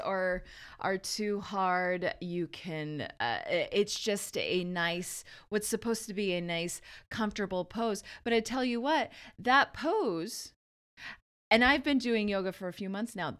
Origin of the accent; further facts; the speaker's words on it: Verde Valley, Arizona, United States; I'm from Arizona, the Verde Valley.